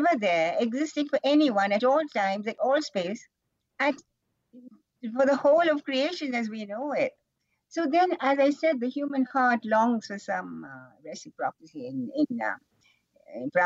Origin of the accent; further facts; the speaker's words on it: Kerala, India; now in Rishikesh, India; I'm from Kerala